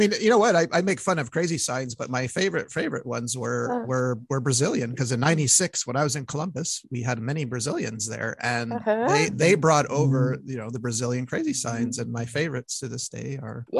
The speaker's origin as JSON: {"language": "English", "country": "Canada", "said": "I'm Canadian."}